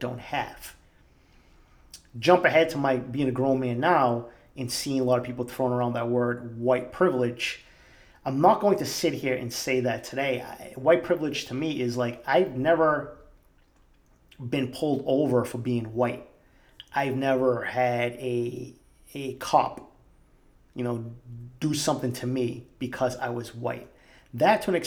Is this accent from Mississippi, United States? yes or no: no; Boston, Massachusetts, United States; growing up in East Boston